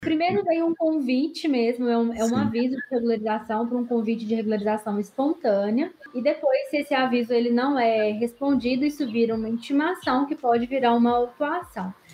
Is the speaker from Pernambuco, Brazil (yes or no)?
no; interior of Minas Gerais, Brazil; sou daqui do interior de Minas, estou mais ou menos uns 90 quilômetros da capital